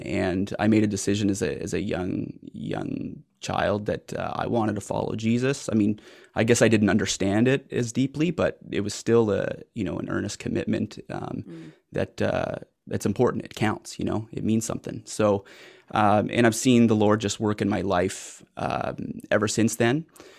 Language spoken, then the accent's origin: English; Jerusalem, Jerusalem District, Israel; English is a second language; moved away as an adult; now in Canada; I am 36 years old. I was born in Jerusalem in Israel. I was raised there and only moved to Canada when I was 26. Now I've been here about 10 years.